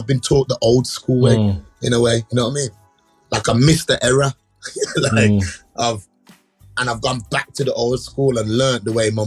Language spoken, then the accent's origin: English; Birmingham, West Midlands, United Kingdom; I grew up in an area called Erdington